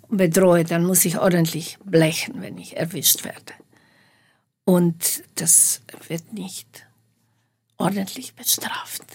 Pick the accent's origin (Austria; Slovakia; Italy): Slovakia; moved away as an adult; also born or lived in Bratislava; now in Munich, Germany; Ich habe ja die ersten 25, fast 25 Jahre in der Slowakei gelebt, in der damaligen Tschechoslowakei.